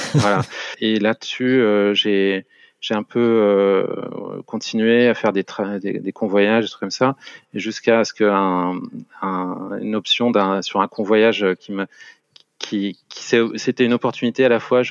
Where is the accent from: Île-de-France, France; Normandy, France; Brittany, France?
Île-de-France, France; Paris region; moved away as an adult; now in Luxembourg; J'ai passé toute mon enfance et toute ma, globalement, une grande partie de ma vie en région parisienne